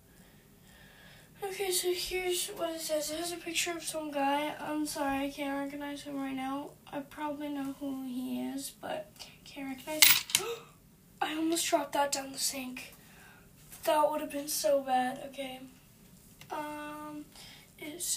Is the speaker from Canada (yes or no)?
yes; Canada; I'm from Canada